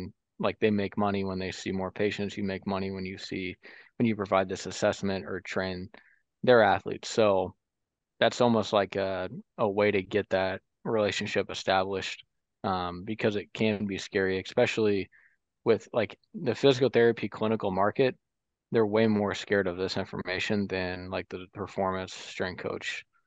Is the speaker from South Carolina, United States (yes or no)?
no; Central Illinois, United States; I'm from Central Illinois